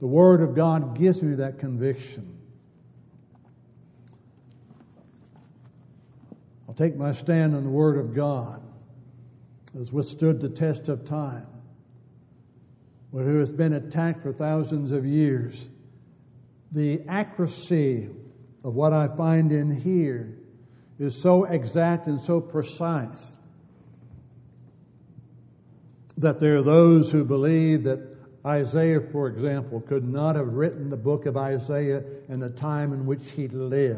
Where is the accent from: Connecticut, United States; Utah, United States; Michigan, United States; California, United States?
California, United States; Growing up in California and being very close to both the ocean and the redwood trees